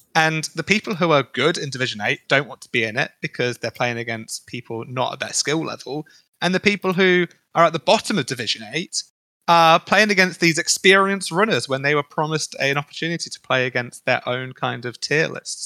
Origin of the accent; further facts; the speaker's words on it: United Kingdom; as a Brit